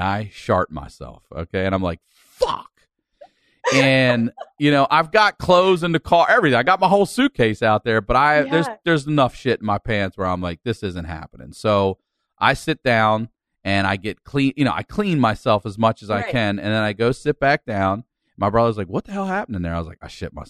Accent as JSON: {"language": "English", "town": "Baltimore", "region": "Maryland", "country": "United States", "said": "I'm from Baltimore"}